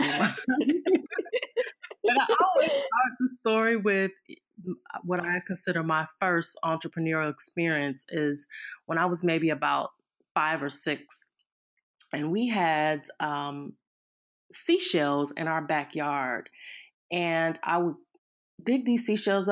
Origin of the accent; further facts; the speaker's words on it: Cleveland, Ohio, United States; I am born and raised in Cleveland, Ohio